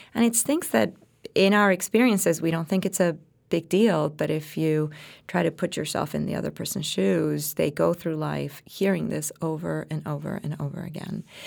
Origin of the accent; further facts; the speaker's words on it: Puerto Rico; English is a second language; now in United States; I came from Puerto Rico